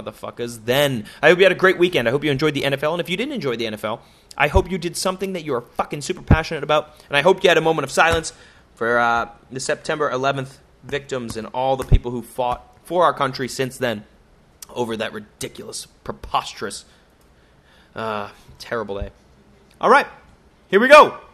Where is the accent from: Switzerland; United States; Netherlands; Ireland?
United States; I'm American